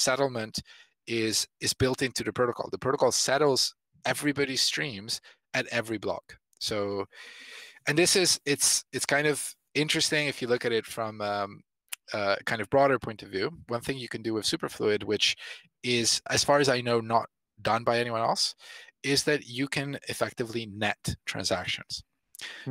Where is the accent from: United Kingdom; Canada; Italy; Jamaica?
Italy; I come from country, I'm I'm from Italy